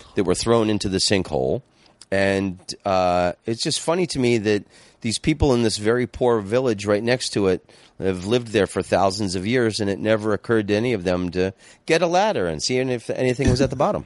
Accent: Florida, United States; moved away; also born or lived in Amsterdam / Phoenix; growing up in Florida

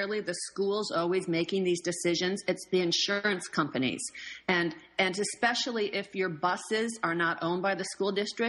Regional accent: Minnesota, United States; I'm originally from Minnesota.

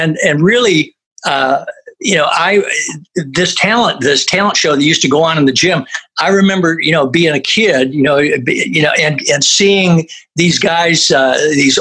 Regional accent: Flint, Michigan, United States; we grew up in Flint, Michigan

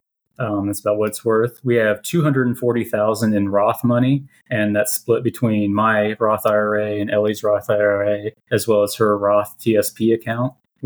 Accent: Missouri, United States; moved away; I grew up on a farm in Missouri

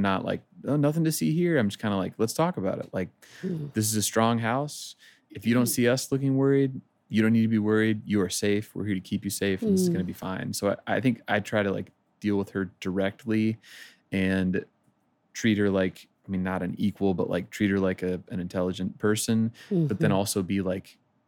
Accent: Oklahoma, United States; moved away as an adult; also born or lived in Arkansas; now in Nashville, United States; growing up in Oklahoma, lots of crazy weather

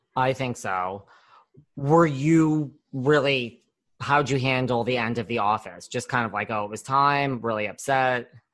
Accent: New York, United States; I'm from New York

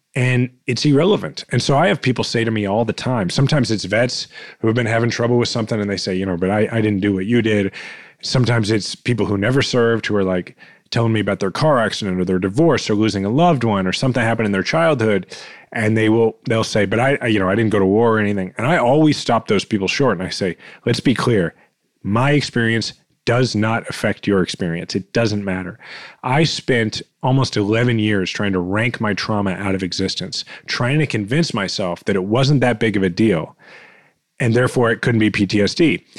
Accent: Kansas City, Missouri, United States; I'm fifth generation Kansas Cityan

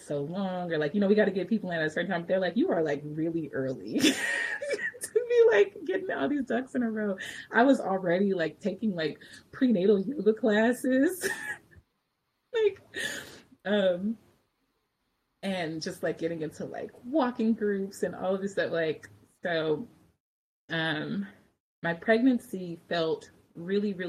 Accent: Richmond, California, United States; also born or lived in Berkeley / Oakland; I grew up in Richmond and then I spent like much of my adult life in Berkeley and Oakland

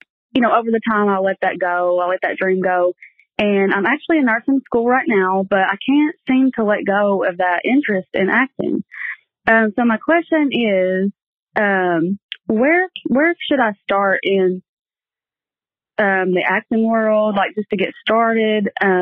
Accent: Kentucky, United States; I'm from Kentucky.

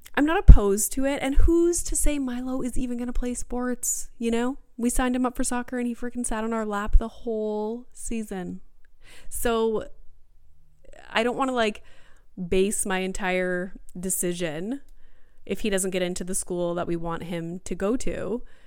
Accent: Sudbury, Ontario, Canada; moved away as an adult; now in Greater Toronto Area, Canada; I grew up in Sudbury

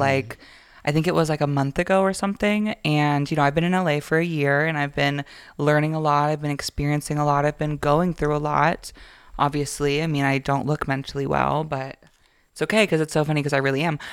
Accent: Florida, United States; now in Georgia, United States; I grew up in Florida

